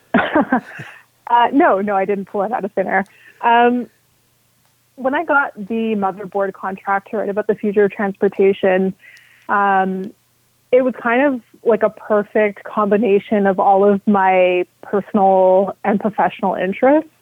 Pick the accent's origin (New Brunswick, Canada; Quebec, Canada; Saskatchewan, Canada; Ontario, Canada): Quebec, Canada; because I'm from Quebec, even though I'm an Anglophone, I lived almost my entire life in Quebec.